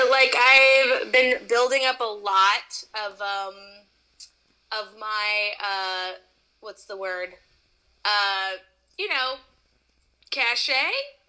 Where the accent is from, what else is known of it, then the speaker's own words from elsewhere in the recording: Midwest, United States; also born or lived in East Coast; now in Los Angeles, United States; So I live in LA. I'm originally from the Midwest and the East Coast, I'll say.